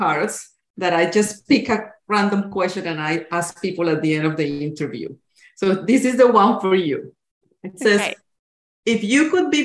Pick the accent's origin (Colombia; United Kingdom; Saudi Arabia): Colombia; now in Canada; I'm from Colombia